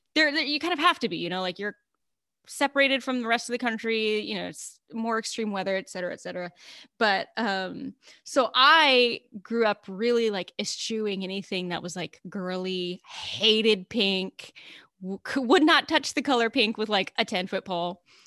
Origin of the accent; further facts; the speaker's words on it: Alaska, United States; growing up in Alaska